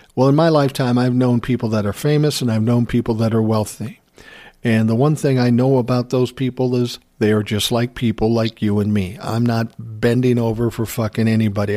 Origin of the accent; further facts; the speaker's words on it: Minnesota, United States; being born and raised in Minnesota, I'm not unaccustomed to, um, minus ten temperatures